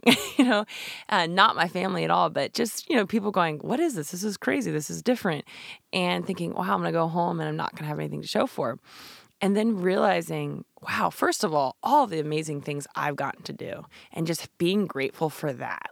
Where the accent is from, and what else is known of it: Shenandoah Valley, Virginia, United States; born or raised there; also born or lived in California / New Jersey